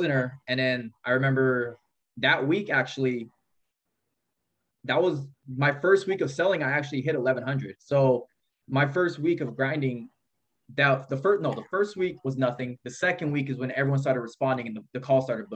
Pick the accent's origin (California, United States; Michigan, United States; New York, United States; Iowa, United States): California, United States; Modesto; now in Merced, United States; I grew up in Modesto.